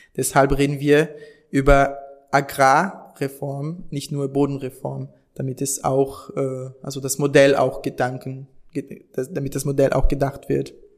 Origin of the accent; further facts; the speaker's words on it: South Region, Brazil; German is a second language; moved away as an adult; now in Germany; ich komme aus dem Süden Brasiliens